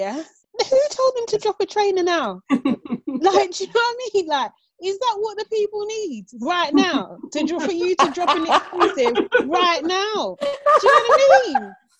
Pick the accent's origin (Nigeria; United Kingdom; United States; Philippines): Nigeria; And it's a big part of my identity as well as being Nigerian.